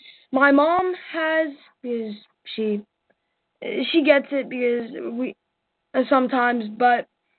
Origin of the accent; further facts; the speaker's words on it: North Carolina, United States; I come from North Carolina.